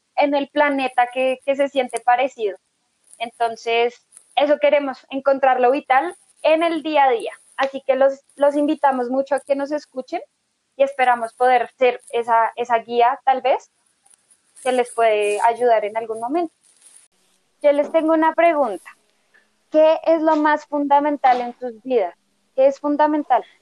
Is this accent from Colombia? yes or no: yes; Bogotá, Colombia; soy de Bogotá, Colombia, una ciudad muy bonita